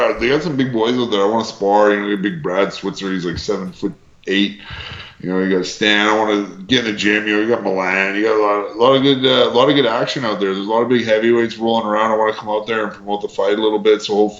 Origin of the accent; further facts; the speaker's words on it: Canada; like, you know, we're all Canadian talent, right?